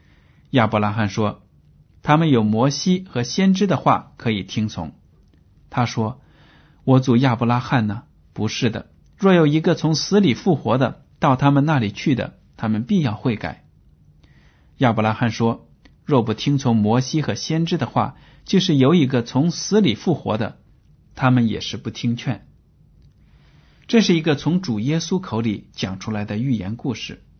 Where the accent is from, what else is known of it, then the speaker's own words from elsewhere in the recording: China; 我们很多中国人也抱有这样的思想